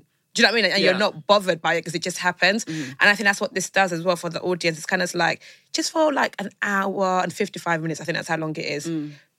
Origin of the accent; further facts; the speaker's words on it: Essex, East of England, United Kingdom; also born or lived in East London; So I'm from East, so I'm from Essex